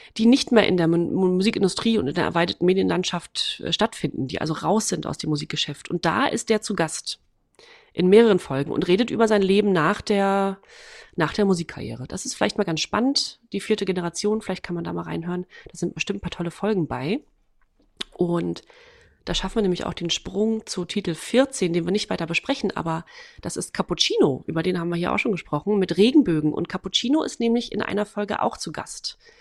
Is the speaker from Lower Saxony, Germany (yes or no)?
no; Waren, Mecklenburg-Vorpommern, Germany; moved away; in meiner Heimatstadt. Äh, und da war gleichzeitig, das ist Waren-Müritz